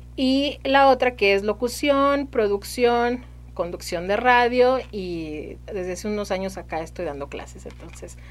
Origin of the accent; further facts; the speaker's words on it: Saltillo, Coahuila, Mexico; Soy de aquí de Saltillo